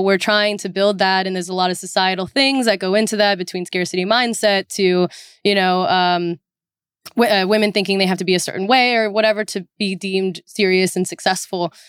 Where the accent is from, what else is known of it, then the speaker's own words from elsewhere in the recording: Orange County, California, United States; I am originally from Orange County, California